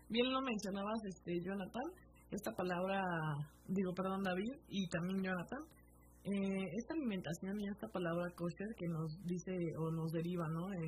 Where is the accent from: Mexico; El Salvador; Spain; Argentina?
Mexico; yo siento que nosotros como mexicanos